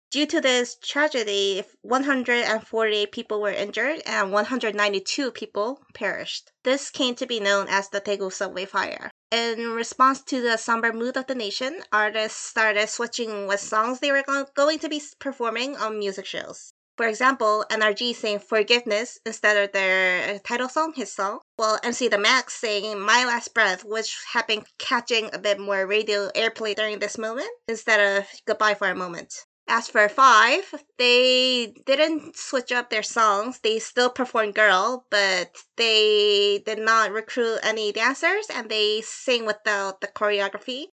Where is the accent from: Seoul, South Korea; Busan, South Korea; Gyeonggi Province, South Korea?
Seoul, South Korea; I am Korean from Seoul, South Korea.